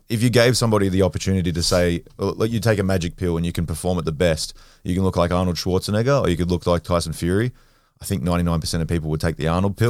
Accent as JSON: {"language": "English", "town": "Sydney", "region": "New South Wales", "country": "Australia", "tie": "born or raised there", "said": "I'm from Western Sydney. Um, grew up, I was born at Westmead Hospital. Um, grew up in and around the Hills District area, so like Kellyville, Rouse Hill, uh, Norwest"}